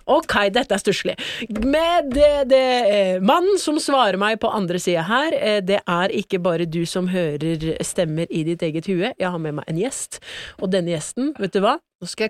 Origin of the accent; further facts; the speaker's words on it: Porsgrunn, Telemark, Norway; Ja, men jeg er jo fra Porsgrunn, altså da den bedre